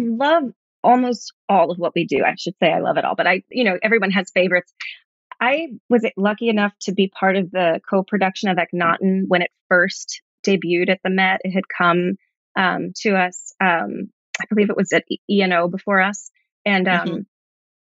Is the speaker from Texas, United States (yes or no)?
no; New York City, New York, United States; I grew up here in New York, in Brooklyn, grew up with a single mom